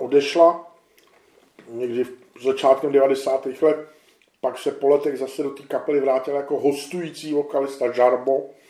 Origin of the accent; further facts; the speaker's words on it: Czechia; my jsme Češi